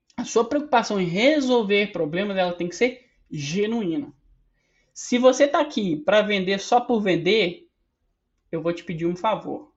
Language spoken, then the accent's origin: Portuguese; Minas Gerais, Brazil; Sou mineiro